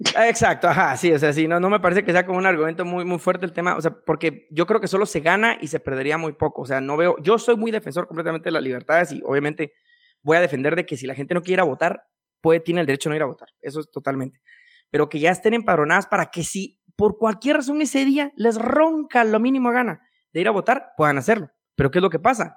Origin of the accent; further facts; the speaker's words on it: Quetzaltenango, Guatemala; now in Guatemala City, Guatemala; yo soy de Shela